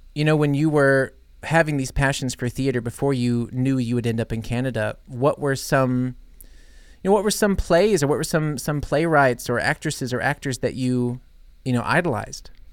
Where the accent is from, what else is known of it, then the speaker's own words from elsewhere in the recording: United States; growing up in the States